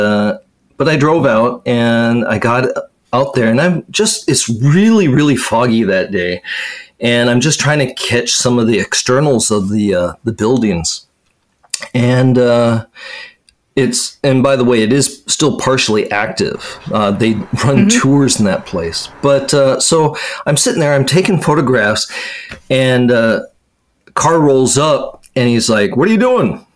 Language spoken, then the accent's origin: English; Washington, United States; moved away as an adult; now in Japan; that's back in my home state